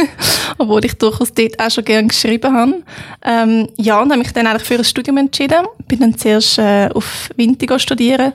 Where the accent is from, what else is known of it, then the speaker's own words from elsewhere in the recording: Freiamt, Aargau, Switzerland; now in Lucerne, Switzerland; Freiamt, wo ich aufgewachsen bin